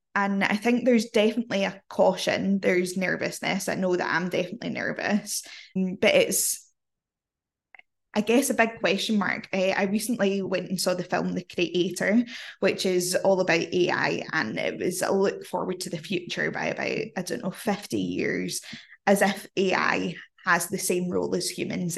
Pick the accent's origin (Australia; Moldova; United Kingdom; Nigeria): United Kingdom; Scotland; accent: Glaswegian; I'm Scottish